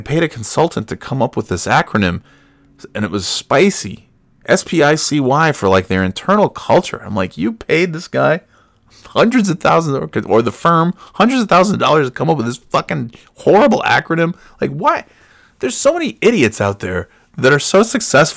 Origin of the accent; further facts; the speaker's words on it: Burnt Hills, New York, United States; moved away; I'm from Burn Hills